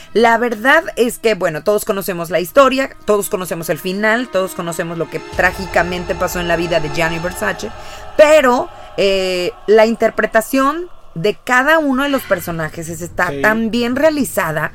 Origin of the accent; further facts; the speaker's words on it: Mexico; como mexicanos